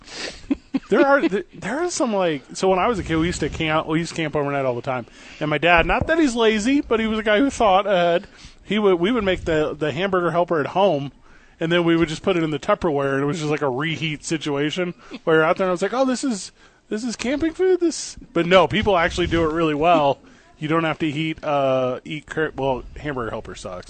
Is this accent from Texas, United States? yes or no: no; St. Louis, Missouri, United States; now in Albuquerque, United States; I am from St. Louis.